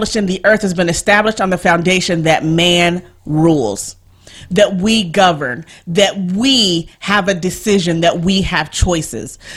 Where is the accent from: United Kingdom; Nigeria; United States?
Nigeria; I'm Nigerian